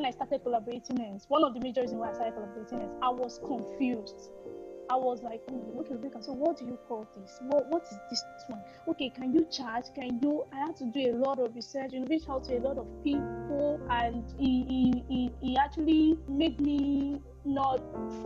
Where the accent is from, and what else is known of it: Nigeria